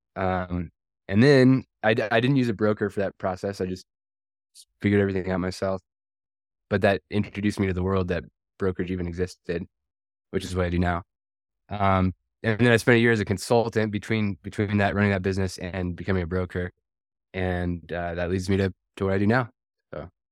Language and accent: English; Washington, United States; I'm originally from Washington State.